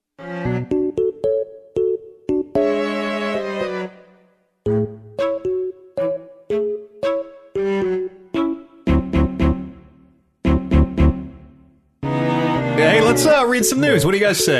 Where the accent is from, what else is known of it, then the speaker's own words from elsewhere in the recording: Canada; as a Canadian